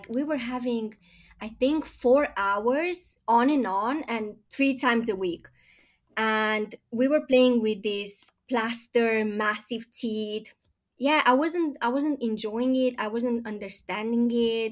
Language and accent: English; Romania; moved away as an adult; now in London, United Kingdom; I am originally from Romania, born and bred